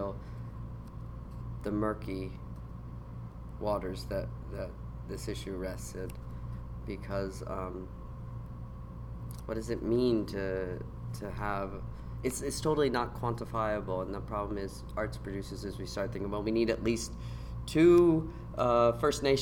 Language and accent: English; United States; we in America